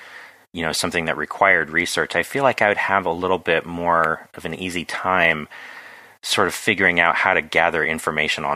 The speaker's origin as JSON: {"language": "English", "town": "Carmel Valley", "region": "California", "country": "United States", "tie": "born or raised there", "moved": "yes", "said": "it's about my hometown"}